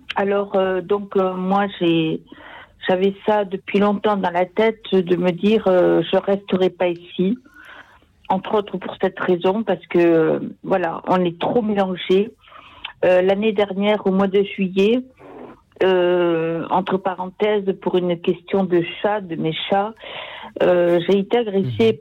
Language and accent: French; Sarthe, Pays de la Loire, France; now in Toulouse, France; je retourne dans mon village natal, dans la Sarthe